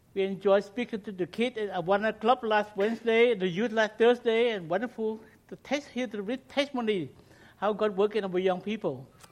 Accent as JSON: {"language": "English", "country": "Cambodia", "first_language": "Khmer", "second_language": "English", "moved": "yes", "said": "my native language, Cambodian"}